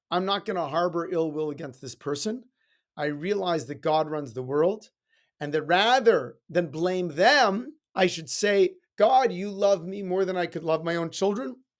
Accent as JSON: {"language": "English", "town": "Edmonton", "region": "Alberta", "country": "Canada", "tie": "born or raised there", "said": "When I was growing up in Edmonton"}